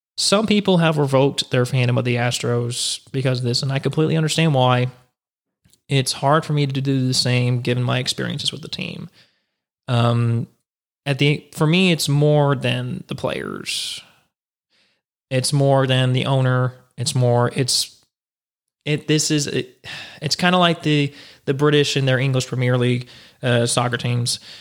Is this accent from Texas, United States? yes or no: yes; Houston, Texas, United States; Houston's my hometown